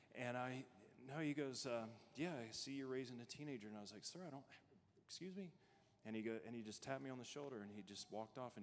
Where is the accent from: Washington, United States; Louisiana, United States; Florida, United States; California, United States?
Louisiana, United States; moved away as an adult; also born or lived in Arizona; When we first got married, we moved to Arizona. We're both from Louisiana